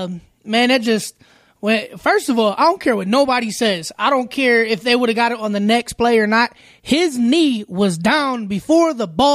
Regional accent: Cleveland, Ohio, United States; oh, you're born and raised in Cleveland.

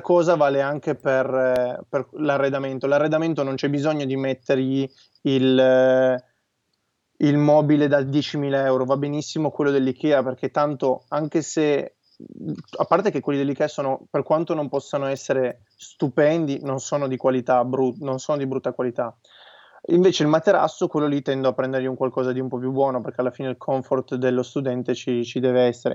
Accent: Turin, Piedmont, Italy; noi siamo di Torino

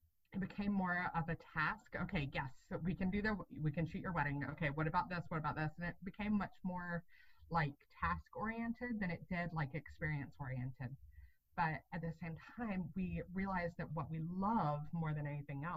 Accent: Atlanta, Georgia, United States; also born or lived in Wisconsin; now in Georgia, United States; I'm from Atlanta originally. And so we ended up moving down to Georgia in 2015

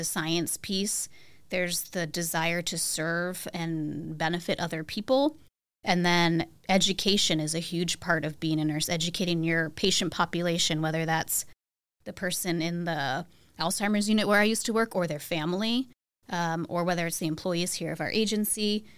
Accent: Cornwall, New York, United States; Home for me is a town in New York that goes by the name of Cornwall. Most people don't know it. It's about an hour north of New York City on the Hudson River

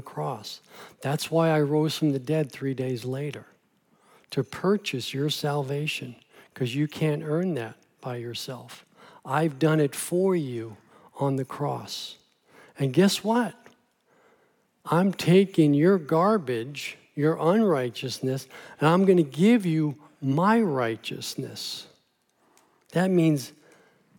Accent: New York City, New York, United States; moved away; I grew up in New York City

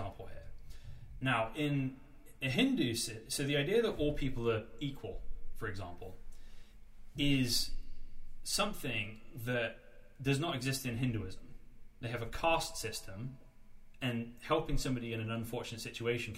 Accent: United Kingdom; as a kid growing up in Britain after 9/11

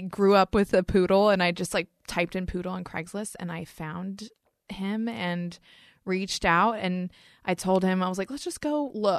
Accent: North Carolina, United States; North Carolina.

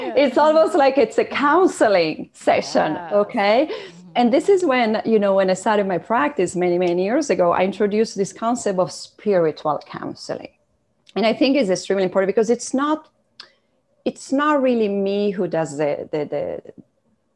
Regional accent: Italy; moved away as an adult; now in Canada; I come from Italy, and my parents were entrepreneurs

